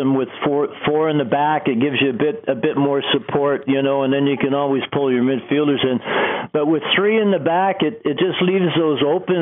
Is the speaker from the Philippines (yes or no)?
no; Canada; I was so proud being a Canadian